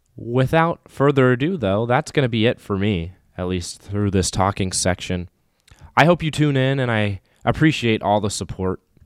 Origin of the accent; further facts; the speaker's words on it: Raleigh, North Carolina, United States; moved away as an adult; now in Saint Paul, United States; Born and raised in Raleigh, North Carolina